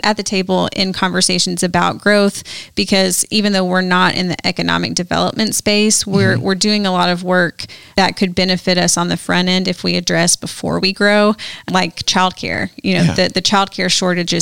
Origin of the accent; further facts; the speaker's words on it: Little Rock, Arkansas, United States; moved away as an adult; now in Jackson, United States; I grew up in Little Rock, Arkansas